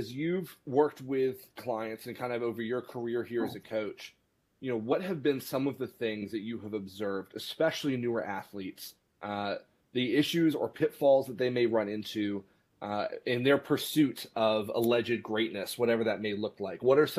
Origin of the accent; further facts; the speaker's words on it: Dublin, Leinster, Ireland; I grew up in Ireland, actually. My parents are missionaries. So I grew up in Dublin.